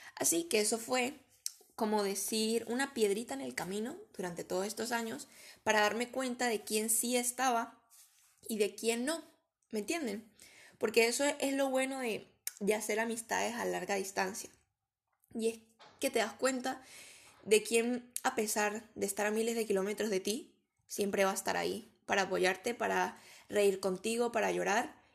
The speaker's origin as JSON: {"language": "Spanish", "country": "Venezuela", "moved": "as an adult", "lives_now": "Spain", "said": "soy venezolana, pero tengo tres años viviendo en España"}